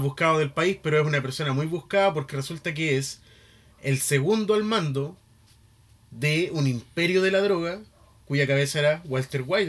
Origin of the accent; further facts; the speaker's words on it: Chile; nosotros los chilenos